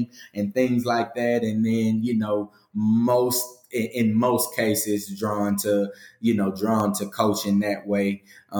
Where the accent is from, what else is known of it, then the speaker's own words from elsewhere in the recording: Galveston, Texas, United States; also born or lived in Missouri City, Texas; I'm from Galveston, Texas, born and raised. I moved to the greater Houston area, Missouri City, Texas. I was about 14 years old